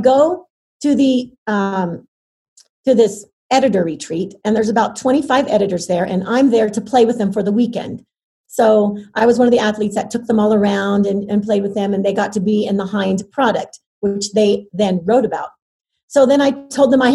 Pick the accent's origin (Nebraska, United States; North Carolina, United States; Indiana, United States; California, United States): Indiana, United States; Terre Haute; I grew up in Terre Haute, Indiana